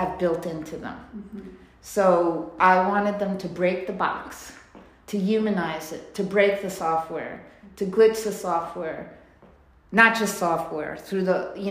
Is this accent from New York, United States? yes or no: yes; New York, United States; I grew up in New York